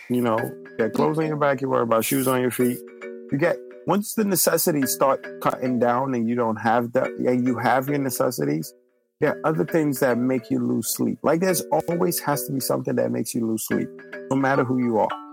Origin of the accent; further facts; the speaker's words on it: New York City, New York, United States; also born or lived in Nigeria; I grew up in the Bronx, so I know a lot of Ghanaians